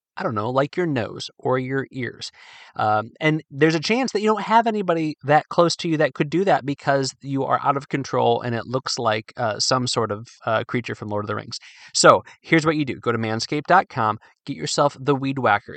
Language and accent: English; Midwest, United States; moved away; also born or lived in Virginia; although I'm from the Midwest, Virginia is home